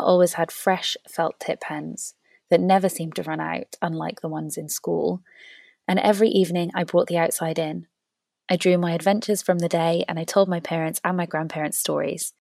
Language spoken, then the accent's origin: English; Wales, United Kingdom; When I was little, growing up in Wales